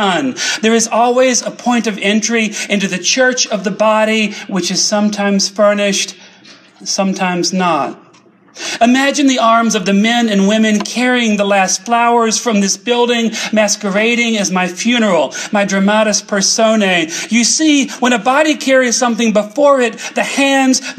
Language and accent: English; the Carolinas, United States; I come from the Carolinas. My family were textile workers. They were poor folks in the Carolinas.